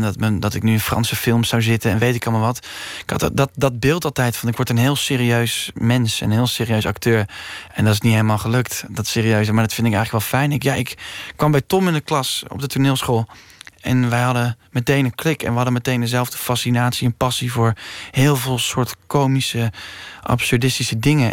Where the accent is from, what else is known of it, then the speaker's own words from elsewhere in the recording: Utrecht, Netherlands; ik ben geboren in Utrecht